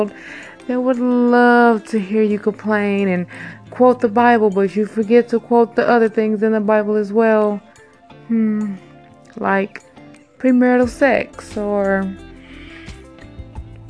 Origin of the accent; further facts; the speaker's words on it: Chicago, Illinois, United States; I was born in Cook County, Chicago, Illinois. You know, Chirac